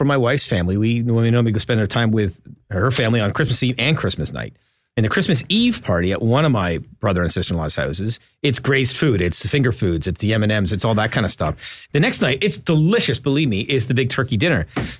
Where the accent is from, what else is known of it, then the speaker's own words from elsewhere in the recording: Ontario, Canada; We grew up in Southern Ontario.